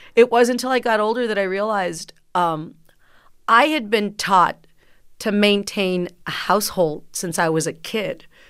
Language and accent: English; McAllen, Texas, United States; first language Spanish; English is a second language; growing up in McAllen, Texas, down south